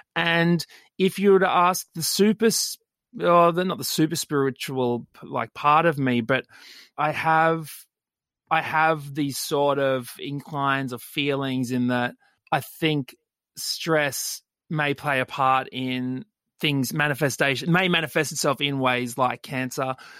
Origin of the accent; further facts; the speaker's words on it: Brisbane, Queensland, Australia; I grew up in Brisbane, West Brizzy